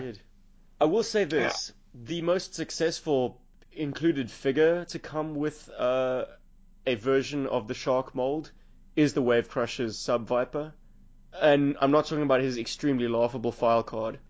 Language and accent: English; South Africa; South Africa